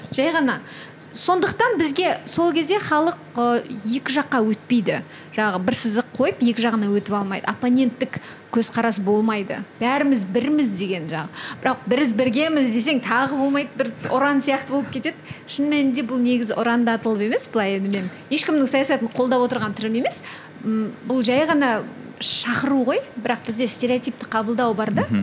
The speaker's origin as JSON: {"language": "Kazakh", "region": "Kyzylorda Region", "country": "Kazakhstan", "tie": "born or raised there", "first_language": "Kazakh", "said": "мен мысалы кәдімгі қазақтың қызымын кішкентай қызылордадағы ыыы шет ауданда туып өскен қарапай мектепте оқыған қызбын"}